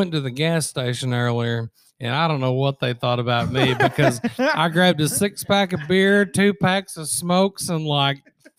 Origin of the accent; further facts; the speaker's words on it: Walcott, United States; I grew up there in Walcott